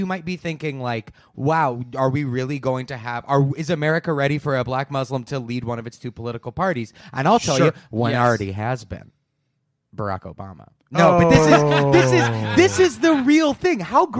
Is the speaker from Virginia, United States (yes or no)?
no; Minnesota, United States; I'm from Minnesota.